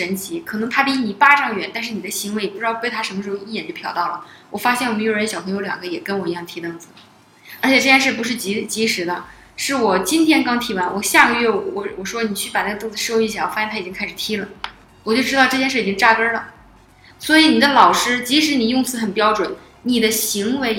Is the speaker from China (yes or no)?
yes; Northeast China, China; 我是我本来是个东北人嘛， … 在遇到受到惊恐的情况下，还是会冒出东北话